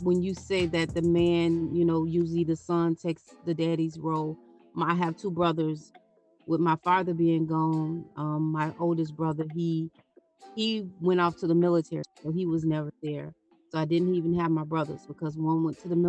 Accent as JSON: {"language": "English", "town": "Okeechobee", "region": "Florida", "country": "United States", "tie": "born or raised there", "said": "Growing up in Okeechobee"}